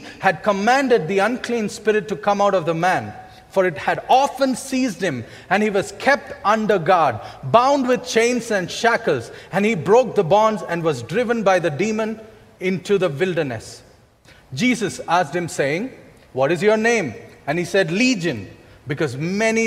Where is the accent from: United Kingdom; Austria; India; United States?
India; as Indian citizens